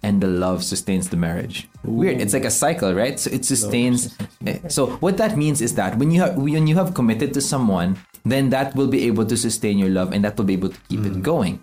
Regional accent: Philippines; we're from the Philippines

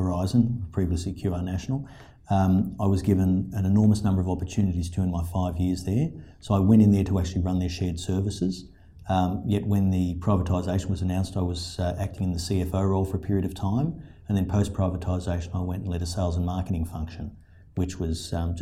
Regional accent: Sydney, New South Wales, Australia; moved away as an adult; now in Brisbane, Australia; I was born and bred in Sydney

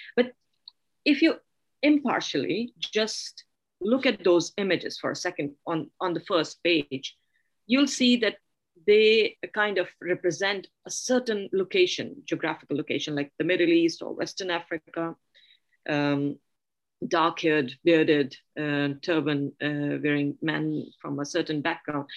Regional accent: Pakistan; now in Sweden; coming from a, a pakistani background

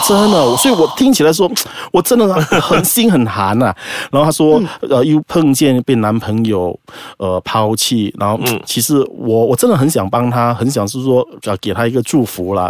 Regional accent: Malacca, Malaysia; 我来自马六甲

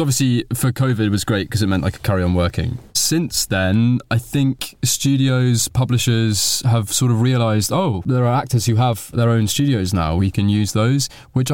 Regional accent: Bath, South West England, United Kingdom; I'm from Bath

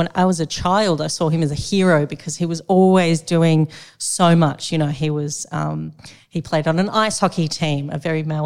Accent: Sydney, New South Wales, Australia; also born or lived in the coast (unspecified); most of my primary years were spent on the Lower North Shore in Sydney

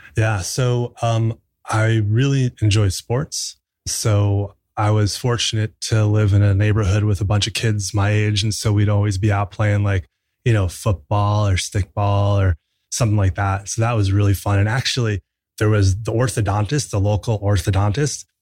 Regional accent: New Jersey, United States; I grew up in New Jersey

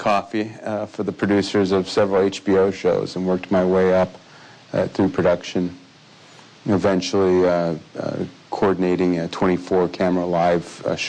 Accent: Michigan, United States; moved away; back in my home state of Michigan

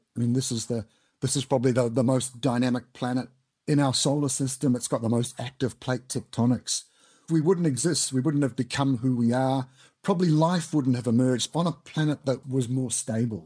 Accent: New Zealand; moved away as an adult; now in United Kingdom; I'm originally from Aotearoa, New Zealand, as you may have guessed from the accent

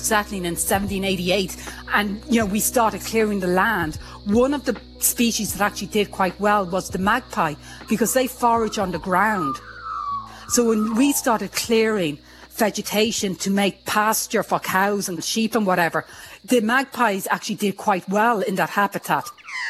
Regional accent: Ireland; now in Australia; I'm plus in Australia. I'm Irish. I'm, you know, female. I'm loud. And I'm in the sciences.

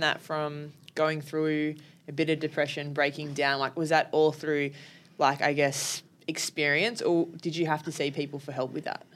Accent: Sydney, New South Wales, Australia; being from Sydney

